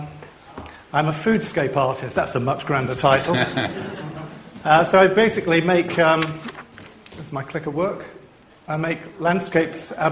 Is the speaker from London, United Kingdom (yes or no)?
no; Liverpool, North West England, United Kingdom; I'm from Liverpool